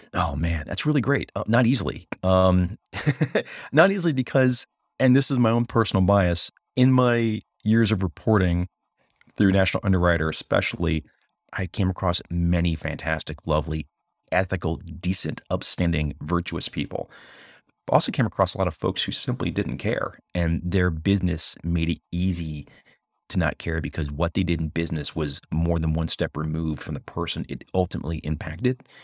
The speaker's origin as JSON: {"language": "English", "country": "United States", "said": "first and foremost as an American"}